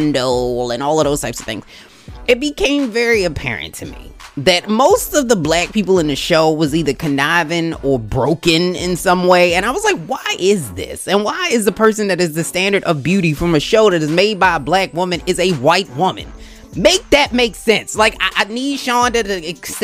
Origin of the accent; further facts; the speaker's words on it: Baltimore, Maryland, United States; I am a Ravens girl through and through, because I was born in Baltimore